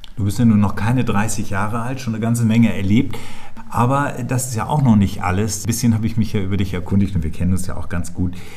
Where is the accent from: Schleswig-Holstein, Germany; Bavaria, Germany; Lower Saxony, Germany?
Schleswig-Holstein, Germany; also born or lived in Hamburg area; now in Berlin, Germany; Ich bin 1959 in Schleswig-Holstein geboren. Das ist meine Heimat.